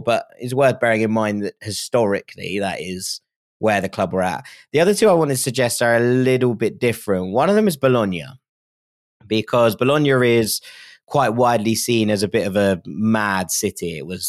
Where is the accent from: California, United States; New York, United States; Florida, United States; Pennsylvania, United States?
Pennsylvania, United States; Philadelphia; I'm from Philadelphia I'm a fan of Everton, Borussia Dortmund, Celtic, and of course, the mighty Philadelphia Union.